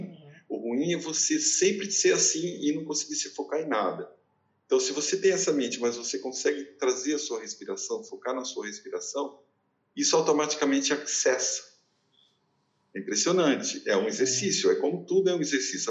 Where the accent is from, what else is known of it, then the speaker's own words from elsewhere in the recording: Mirassol, São Paulo, Brazil; moved away; quando eu era criança em Mirassol